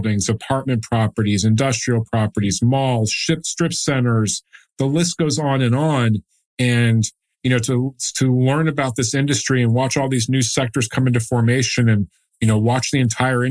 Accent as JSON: {"language": "English", "town": "Dallas", "region": "Texas", "country": "United States", "tie": "born or raised there", "also_born_or_lived": "Austin", "said": "I'm born and raised in Dallas, went to the University of Texas at Austin"}